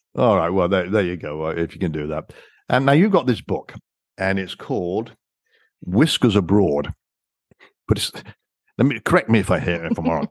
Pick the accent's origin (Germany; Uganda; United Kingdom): United Kingdom; England; moved away as an adult; also born or lived in Canada; French was mandatory for me growing up in England